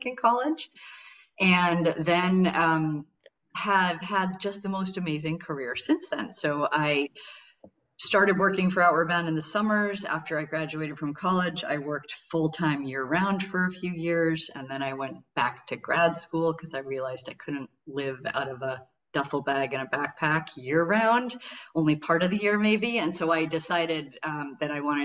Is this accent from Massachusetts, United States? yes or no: yes; Massachusetts, United States; now in Maine, United States; I was born and raised in Massachusetts